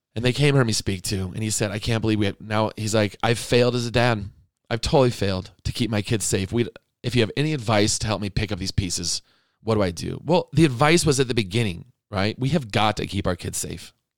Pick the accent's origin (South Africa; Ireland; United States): United States; Arizona; moved away; I grew up in Arizona